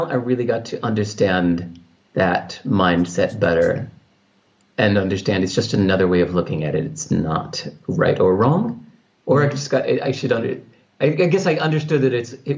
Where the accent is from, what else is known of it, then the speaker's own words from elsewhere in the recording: California, United States; the culture I grew up in California